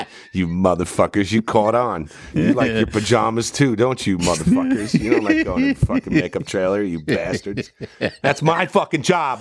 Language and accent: English; New Jersey, United States; I'm from New Jersey